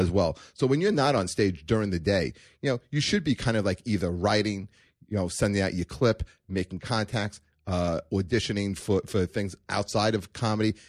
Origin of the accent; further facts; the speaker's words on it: New York City, New York, United States; also born or lived in Canarsie, Brooklyn / Manhattan, New York; now in Staten Island, United States; I was born in Brooklyn